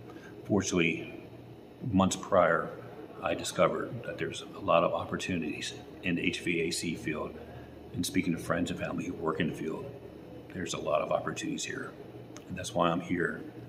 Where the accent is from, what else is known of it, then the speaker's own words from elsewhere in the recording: Gettysburg, Pennsylvania, United States; I'm from Gettysburg, Pennsylvania.